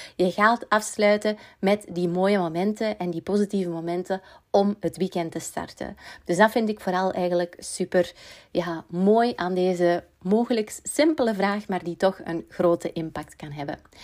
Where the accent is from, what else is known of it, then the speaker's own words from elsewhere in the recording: Belgium; we als Belg